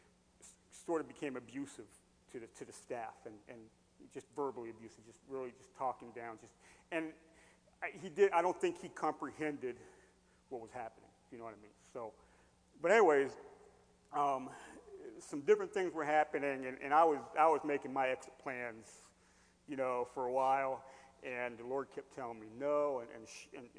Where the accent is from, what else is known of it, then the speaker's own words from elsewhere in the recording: Hershey, Pennsylvania, United States; moved away; also born or lived in Carlisle, Pennsylvania; I grew up in Hershey.